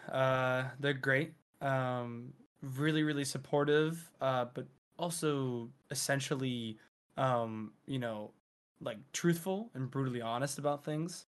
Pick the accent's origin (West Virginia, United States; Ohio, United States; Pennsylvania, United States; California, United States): Pennsylvania, United States; near Philadelphia; also born or lived in Providence, Rhode Island; I was born and raised Providence and then near Philly